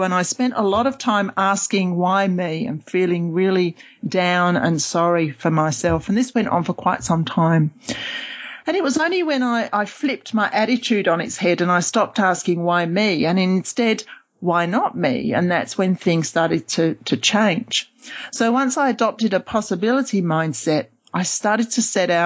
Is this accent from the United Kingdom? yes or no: yes; London, United Kingdom; moved away as an adult; also born or lived in Oxford / Cambridge / Sydney; now in Perth, Australia; I'm originally from London